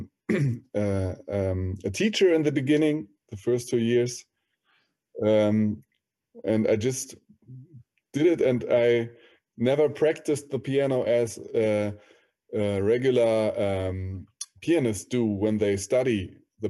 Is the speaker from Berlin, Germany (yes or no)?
yes; Berlin, Germany; I was born and raised in Berlin